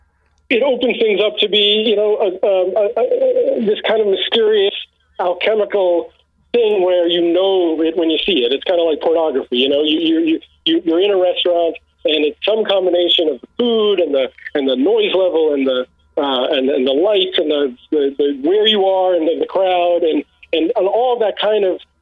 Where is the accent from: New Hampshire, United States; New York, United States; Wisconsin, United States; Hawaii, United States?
New York, United States; New York City; moved away; although I lived in New York for many, many years, I'm from Brooklyn